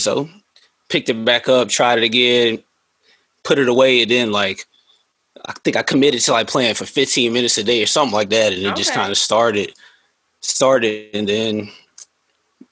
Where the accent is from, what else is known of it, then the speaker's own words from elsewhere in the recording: Raleigh, North Carolina, United States; moved away as an adult; also born or lived in Kingston, Jamaica (roots); now in Charlotte, United States; I'm from the city, I'm from Raleigh. Yeah, exit 300. I'm a Raleigh kid.